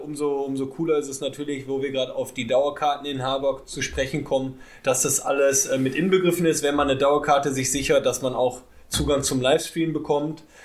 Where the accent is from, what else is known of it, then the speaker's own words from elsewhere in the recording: Ruhr area, North Rhine-Westphalia, Germany; bei mir aus dem Ruhrpott